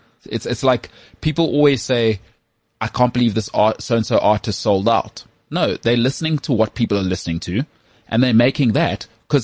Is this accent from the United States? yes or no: no; South Africa; accent: South African